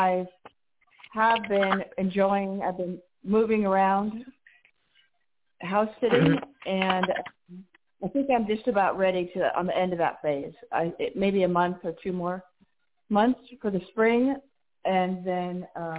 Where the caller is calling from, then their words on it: Arizona, United States; Right now, I'm in Arizona, which is not bad, 70 degrees all week.